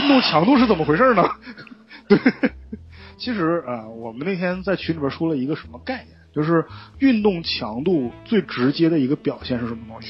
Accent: Northeast China, China; moved away; also born or lived in Guangzhou; 我是一匹来自东北的狼

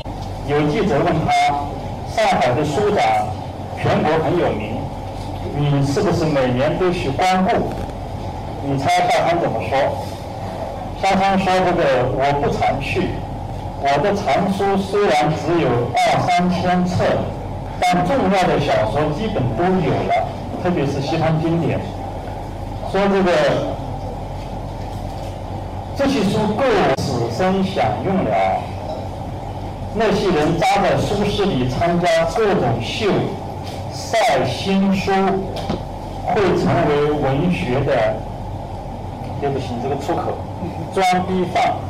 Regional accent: China; 因为我们中国人的文化资源太少

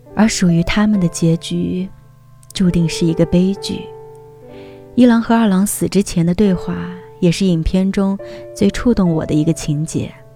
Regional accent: Taipei, Taiwan; 爷爷住在台南，而我们平时住在台北，我一年回台南几次而已

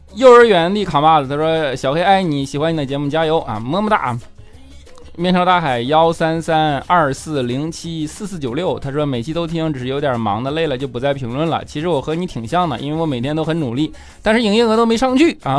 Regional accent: Northeast China, China; accent: 大碴子味儿 (Northeastern Chinese accent); 我这一口大碴子味儿

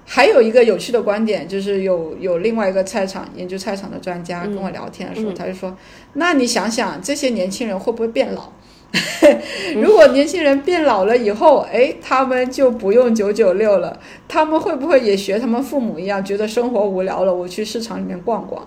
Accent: China; 我们国人

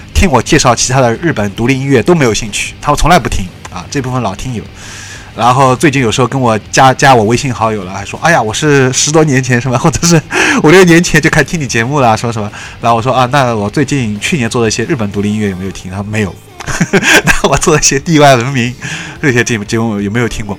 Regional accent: China; 我们中国人

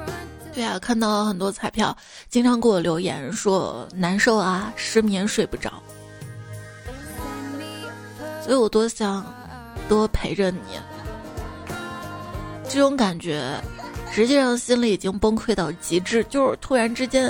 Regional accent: Guangdong, China; 我作为一个广东人，我的普通话有那么普通吗？

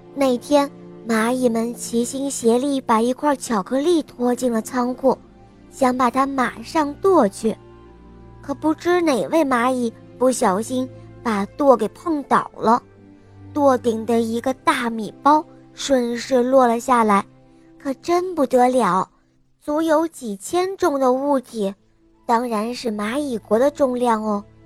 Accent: Henan, China; 今年五十了，我来自河南

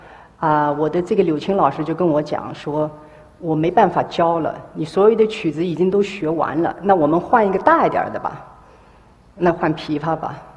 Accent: Hangzhou, Zhejiang, China; 啊，我生在呢杭州，啊，一个艺术家庭，

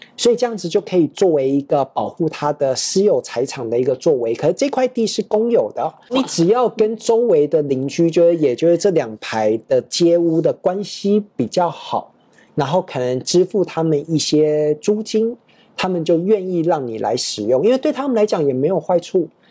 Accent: Taipei, Taiwan; moved away as an adult; also born or lived in Prague, Czech Republic / China / Thailand; 我小时候是在这个台北 长大，然后学建筑，然后之后，工作了，到这个未研五十五所

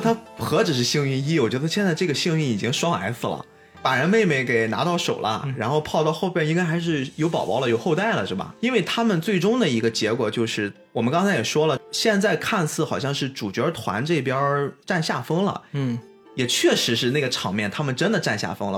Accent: China; 作为一个中国人

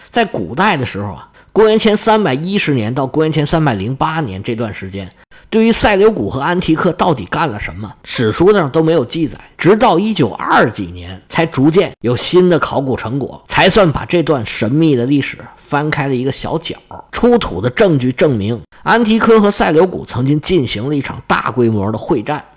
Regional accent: China; 我们中国人

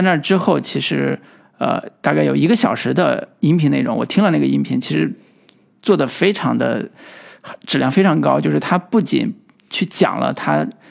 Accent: China; 我们，我们中国人，对吧嗯。本土的中国人

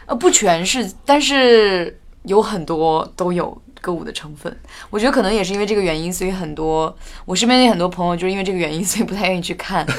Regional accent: Inner Mongolia, China; 小时候在内蒙古长大

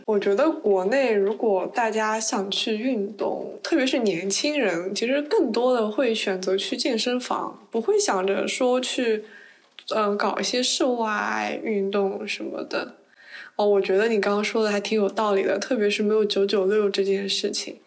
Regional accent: southern China, China; moved away as an adult; 因为我是南方人

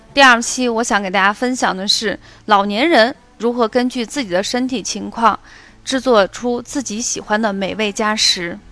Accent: Xi'an, Shaanxi, China; 我们西安人

